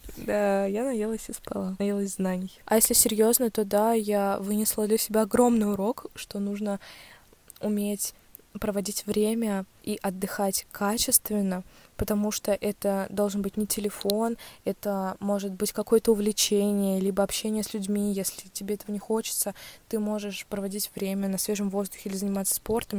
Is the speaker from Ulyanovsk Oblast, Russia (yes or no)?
yes; Ulyanovsk, Ulyanovsk Oblast, Russia; в Ульяновске